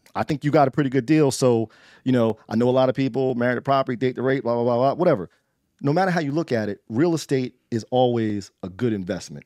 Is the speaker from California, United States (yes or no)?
no; Trenton, New Jersey, United States; I grew up in the eighties and nineties in Trenton